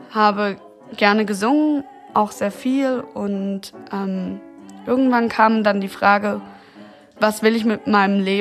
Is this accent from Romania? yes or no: yes; Romania; born there; Also ich bin 1992 geboren in Rumänien und meine leibliche Mutter war eine umgangssprachlich Zigeunerin, so eine Roma-Zigeunerin